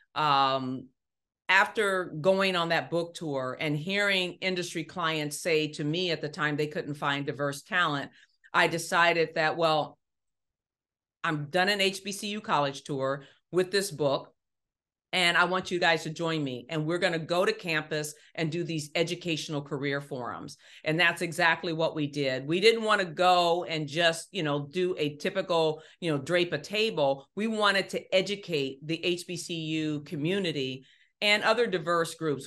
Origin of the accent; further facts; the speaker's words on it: Ohio, United States; moved away; grew up in Ohio. Um, one of six children